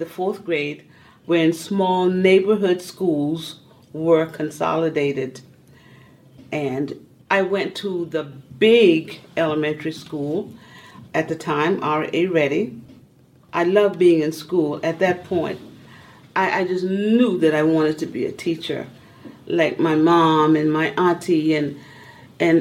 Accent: Moncks Corner, South Carolina, United States; I was born in Monk's Corner, South Carolina. I also grew up there.

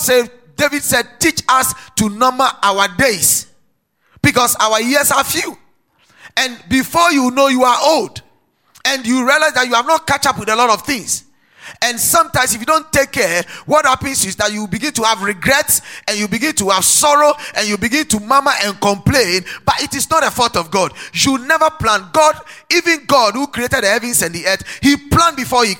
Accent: Ghana

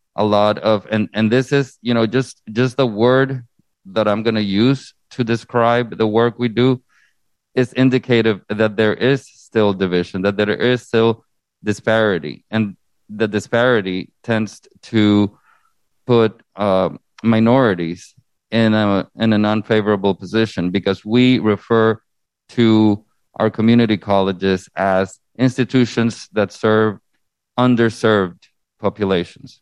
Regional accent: Honduras; now in United States; originally born and raised in Honduras in Central America

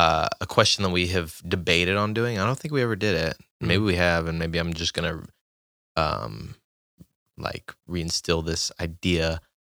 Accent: near Vidor, Texas, United States; So I grew up near Vider

